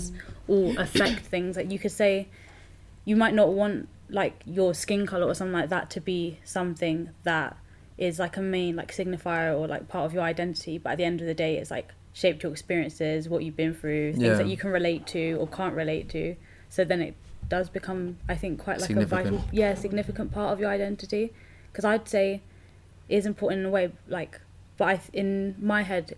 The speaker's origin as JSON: {"language": "English", "country": "India", "said": "I'm South Asian, so then I wouldn't take female as the main part of my identity. Would probably be being Indian."}